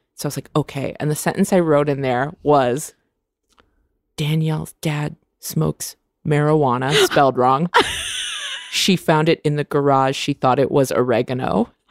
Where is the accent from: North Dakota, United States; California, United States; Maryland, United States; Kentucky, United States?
California, United States; Vacaville; I grew up in Vacaville, California.